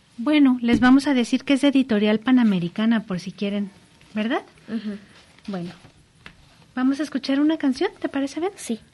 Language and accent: Spanish; Colombia; venimos desde Colombia